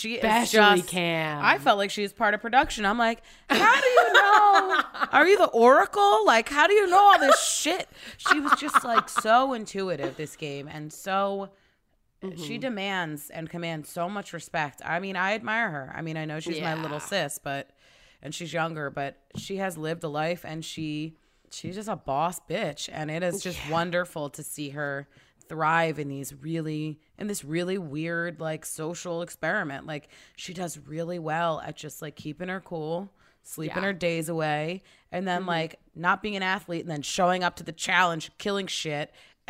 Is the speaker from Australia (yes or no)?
yes; Australia; Like, I'm from Australia, and a lot of our stunt guys are from there.